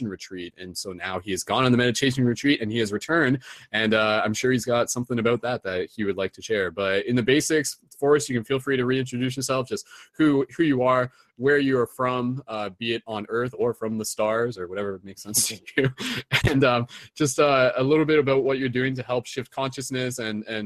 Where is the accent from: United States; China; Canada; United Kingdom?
Canada; accent: Canadian; my Canadian accent